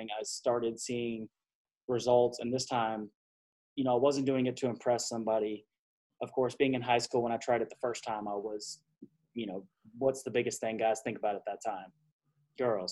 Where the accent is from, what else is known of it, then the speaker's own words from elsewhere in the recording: Texas, United States; I was born and raised in Texas